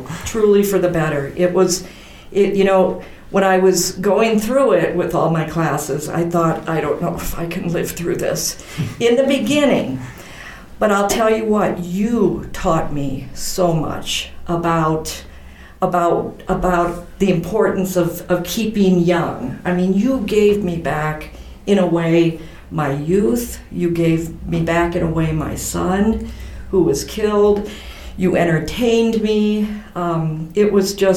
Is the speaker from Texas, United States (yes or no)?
no; Decorah, Iowa, United States; also born or lived in Lamar, Colorado / Dubuque, Iowa; I was born in Lamar, Colorado, and when I was four, we moved to Decorah, Iowa. And it's funny because we had five children in my family. And in Decorah, the kids would always say, oh, you must be Catholic. You have five children. But then we moved to Dubuque when I was 12 years old